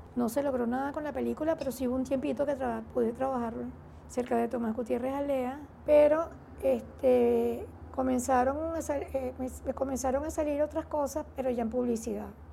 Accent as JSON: {"language": "Spanish", "country": "Venezuela", "also_born_or_lived": "Mérida, Venezuela"}